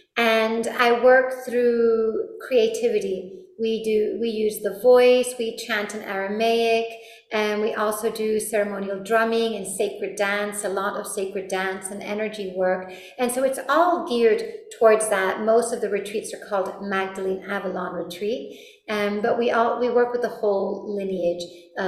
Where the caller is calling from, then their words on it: Madrid, Community of Madrid, Spain; Well, I'm actually calling from Spain. I live in Madrid, in the mountains of Madrid.